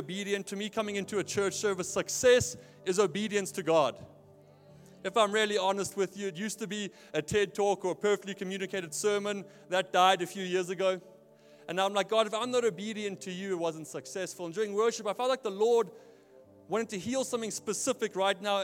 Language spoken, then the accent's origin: English; South Africa; moved away as an adult; now in Portland, United States; I grew up in Neisner, by the way. That's why I don't sound American.